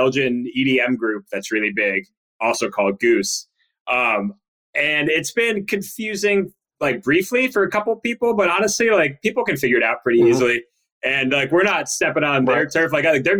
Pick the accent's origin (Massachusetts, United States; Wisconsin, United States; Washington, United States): Massachusetts, United States; outside of Boston; growing up outside of Boston